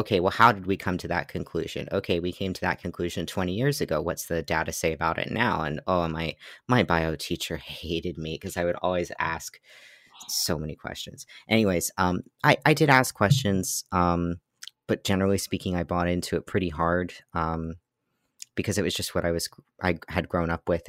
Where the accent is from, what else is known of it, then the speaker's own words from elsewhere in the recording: Pennsylvania, United States; also born or lived in Massachusetts; so I was born in Massachusetts, and then when I was eight, we moved to Pennsylvania, where I've lived since